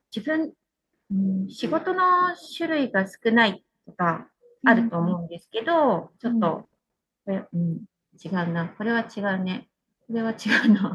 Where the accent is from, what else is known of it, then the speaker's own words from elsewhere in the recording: Toyama, Japan; moved away as an adult; also born or lived in Kanoya, Kagoshima; now in Uozu, Japan; 生まれ育ったのは富山市なんですけど